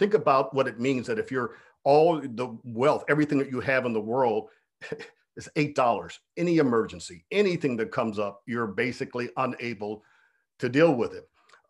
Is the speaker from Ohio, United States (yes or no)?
yes; Cleveland, Ohio, United States; I had become an environmentalist primarily as a result of growing up in Cleveland, Ohio, on the banks of Lake Erie and the Cuyahoga River.